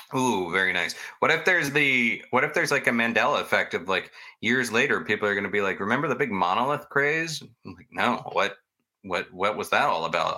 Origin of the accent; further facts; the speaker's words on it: Florida, United States; I grew up in Florida